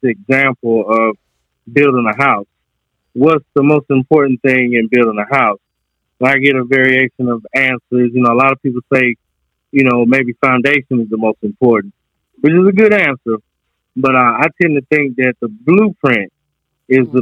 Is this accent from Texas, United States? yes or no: no; Goldston, North Carolina, United States; I'm from North Carolina, a little place called Golston